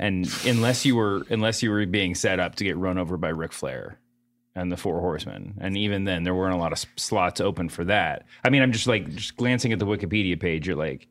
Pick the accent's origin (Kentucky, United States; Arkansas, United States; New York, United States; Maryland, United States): Kentucky, United States; I grew up in Kentucky.